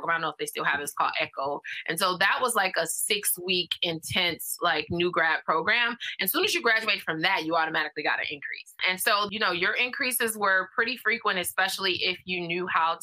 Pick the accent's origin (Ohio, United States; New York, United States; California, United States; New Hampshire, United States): California, United States; Los Angeles; Born and raised in South LA.